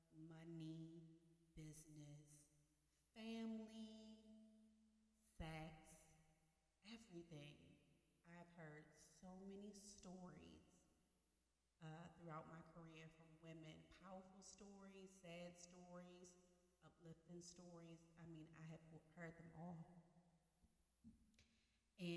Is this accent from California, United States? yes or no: no; Baltimore, Maryland, United States; moved away as an adult; now in Miami, United States; I am from Baltimore, Maryland. I have recently moved to Miami, Florida